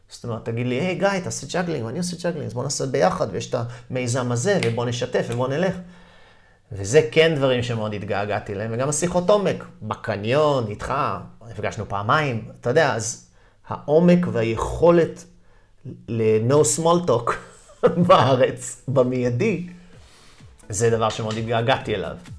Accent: Haifa, Haifa District, Israel; moved away as an adult; also born or lived in New York, United States; נולדתי פה וגדלתי פה בחיפה

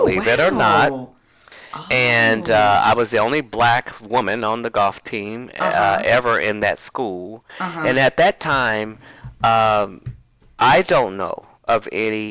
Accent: Indianapolis, Indiana, United States; I was raised in Indianapolis, Indiana.

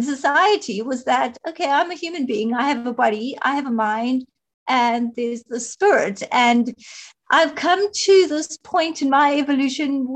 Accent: South Africa; I am from South Africa

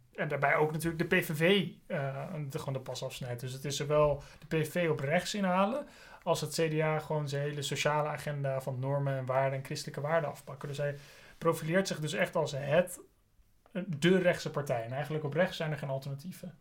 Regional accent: Amsterdam, North Holland, Netherlands; also born or lived in Scotland; ik ben zelf geboren in Amsterdam

